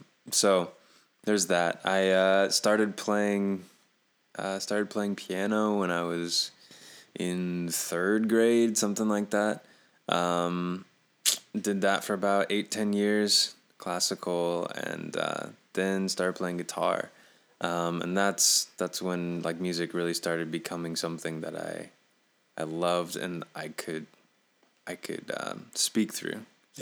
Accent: Goshen, Indiana, United States; So, I grew up in Goshen, Indiana, basically. That's where I'm currently residing as well.

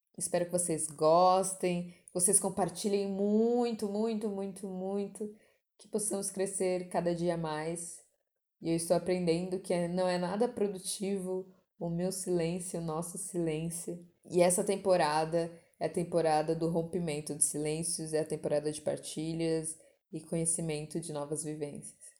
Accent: São Paulo, Brazil; sou nascida e criada na Zona Leste de São Paulo, São Miguel, depois na Penha

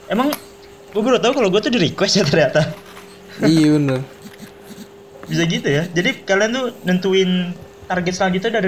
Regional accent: East Java, Indonesia; Gue kecil di Jawa Barat, gede di Jawa Timur.

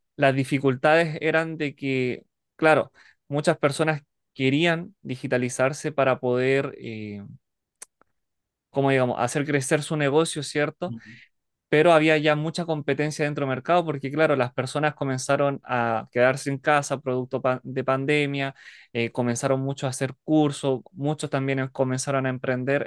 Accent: Alto Hospicio, Tarapacá, Chile; soy de Chile, específicamente la ciudad de Alto Hospicio, Iquique.

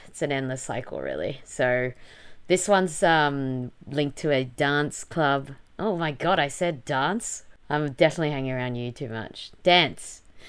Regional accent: Melbourne, Victoria, Australia; moved away; Australia, specifically Melbourne, so my hometown.

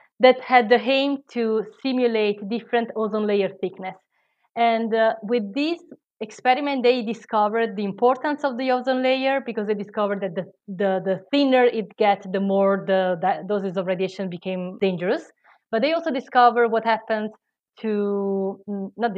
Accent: Italy; English is a second language; moved away; I am Italian, I don't know if you hear from my accent

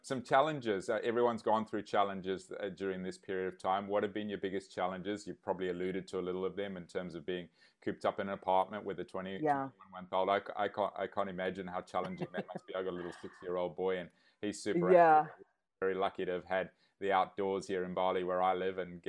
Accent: Zimbabwe; I grew up in Zimbabwe

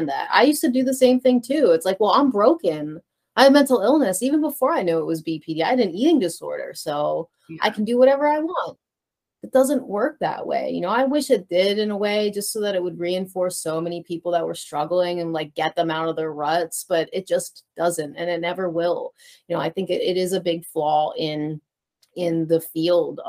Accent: Philadelphia, Pennsylvania, United States; I was this kid from Northeast Philly

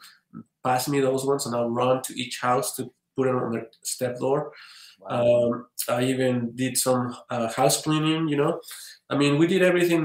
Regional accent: State of Mexico, Mexico; moved away as an adult; now in Utah, United States; I was born in Mexico City. My parents moved to Estado de Mexico.

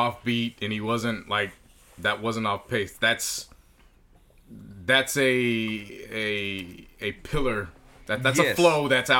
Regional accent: the Bay Area, California, United States; Everything I grew up on in the Bay

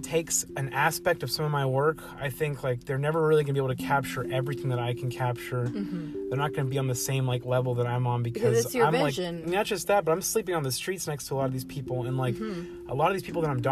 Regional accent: Dallas, Texas, United States; growing up in South Dallas

